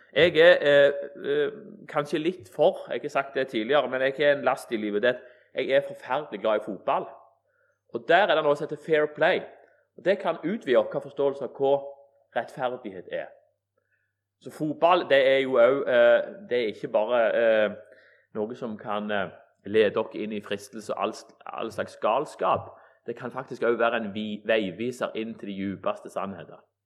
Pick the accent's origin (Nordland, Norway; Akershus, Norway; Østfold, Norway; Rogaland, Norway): Rogaland, Norway; Egersund; vokste opp i Egersund